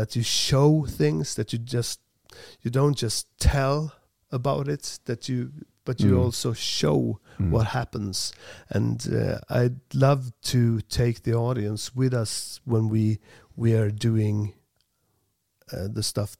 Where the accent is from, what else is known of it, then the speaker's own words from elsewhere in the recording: Sweden; English is a second language; also born or lived in Farsta, Stockholm; We're from Sweden